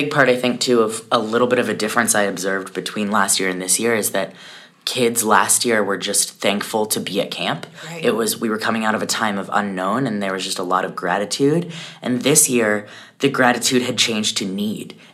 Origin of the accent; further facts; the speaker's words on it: Colorado, United States; I am from Colorado.